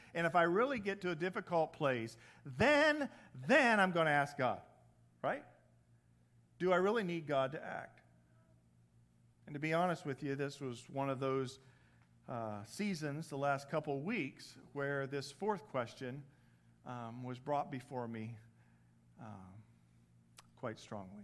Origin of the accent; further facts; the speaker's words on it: Indiana, United States; accent: Midwest; moved away; I'm originally from the Midwest.